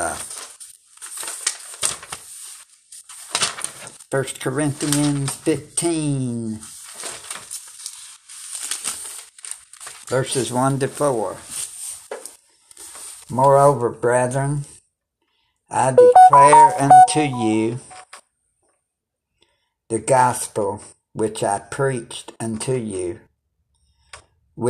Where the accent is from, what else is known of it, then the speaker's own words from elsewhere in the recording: United States; I'm American